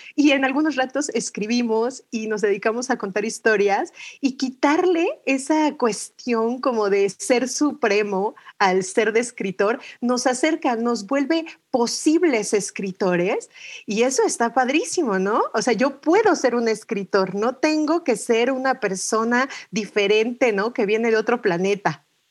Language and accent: Spanish; Mexico City, Mexico; Y soy mexicana, nací en la Ciudad de México